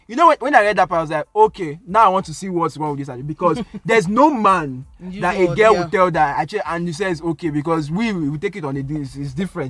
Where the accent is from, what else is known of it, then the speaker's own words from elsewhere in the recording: Nigeria; I'm Nigerian